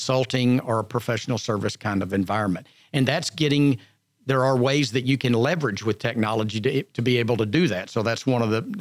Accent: Montgomery County, Texas, United States; I was born and raised in Montgomery County, and not terribly far from here

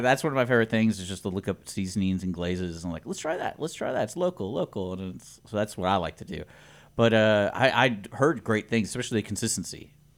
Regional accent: Houston, Texas, United States; moved away as an adult; now in Conroe, United States; I grew up in Houston

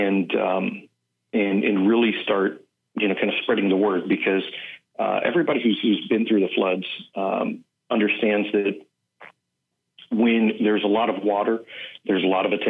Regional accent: Kingwood, Texas, United States; also born or lived in Houston / Los Angeles; now in Miami, United States; I was born in Houston, grew up in Kingwood, and then I moved away to Los Angeles, got relocated out to Miami

